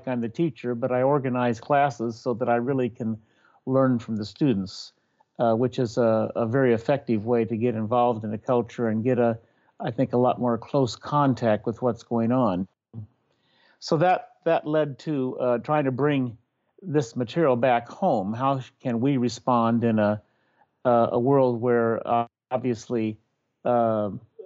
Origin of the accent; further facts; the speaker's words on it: Iowa, United States; moved away; also born or lived in Louisville; I was raised in Iowa, perhaps one of the most ethnically monocultural states